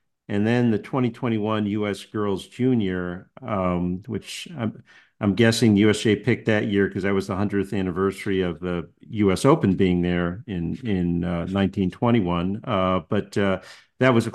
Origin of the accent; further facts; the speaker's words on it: Connecticut, United States; moved away; I grew up in Connecticut